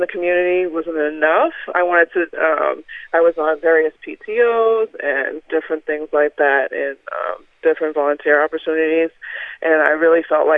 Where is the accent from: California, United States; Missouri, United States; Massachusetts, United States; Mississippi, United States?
Massachusetts, United States; Boston; now in Lynn, United States; I grew up in Dorchester